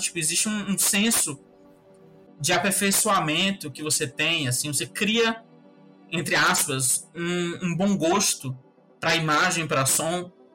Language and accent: Portuguese; Salvador, Bahia, Brazil; era um bairro de, de periferia mesmo, daqui de Salvador, um bairro chamado Uruguai. E aí eu cresci lá na Cidade Baixa